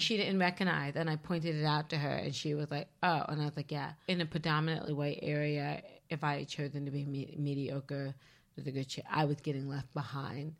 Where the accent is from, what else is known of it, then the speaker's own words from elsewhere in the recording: Leesburg, Virginia, United States; Leesburg, Virginia. So I'm from Northern Virginia, but, like, the southernmost tip of Northern Virginia